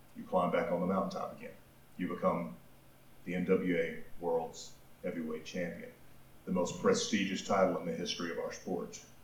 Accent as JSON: {"language": "English", "town": "Pine Bluff", "region": "Arkansas", "country": "United States", "tie": "born or raised there", "said": "I grew up in Pine Bluff, Arkansas"}